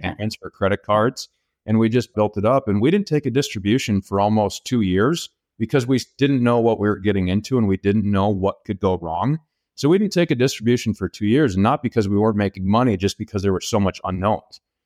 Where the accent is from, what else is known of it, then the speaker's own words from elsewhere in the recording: Minnesota, United States; also born or lived in Kansas; I grew up in Minnesota, went and played college football and got a degree at Kansas State University